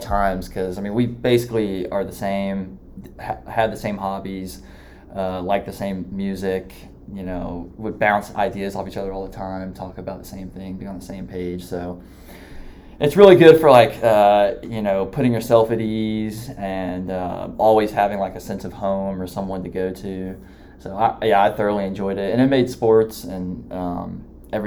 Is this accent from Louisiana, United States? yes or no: no; Crestwood, Kentucky, United States; I'm from Crestwood, Kentucky, originally just outside Louisville.